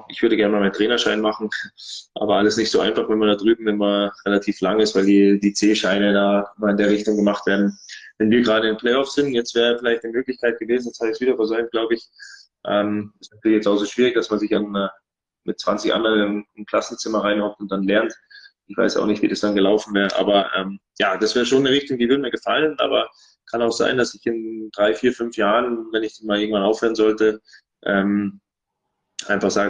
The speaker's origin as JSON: {"language": "German", "town": "Gelting", "region": "Bavaria", "country": "Germany", "tie": "born or raised there", "also_born_or_lived": "Munich", "said": "also ich bin in München geboren, äh, komme gebürtig aus Gelting. Das ist ein ganz kleines Dorf äh, in der Nähe von Geretsried"}